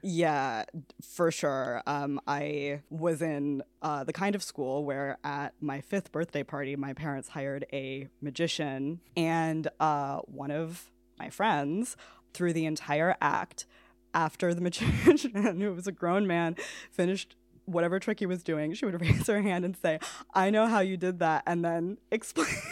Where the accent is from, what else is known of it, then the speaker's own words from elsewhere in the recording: New York City, New York, United States; moved away as an adult; now in Kilkenny, Ireland; I am from New York City